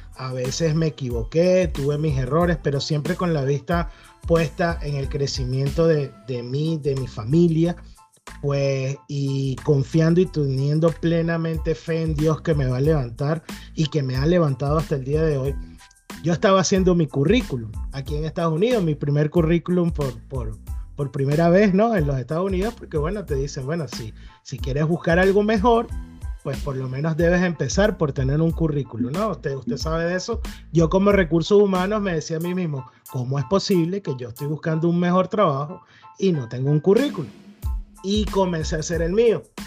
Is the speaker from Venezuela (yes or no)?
yes; Venezuela; moved away as an adult; now in United States; yo soy venezolano